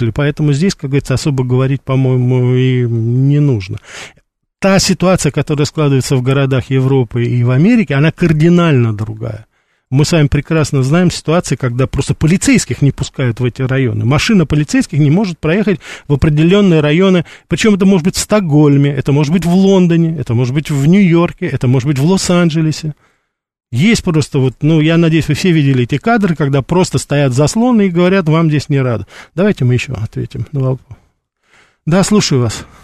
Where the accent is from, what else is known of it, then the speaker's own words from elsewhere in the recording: Moscow, Russia; Я сам москвич, как говорится. Вот, и я прекрасно помню, да, мое детство, это конечно, 60-х годов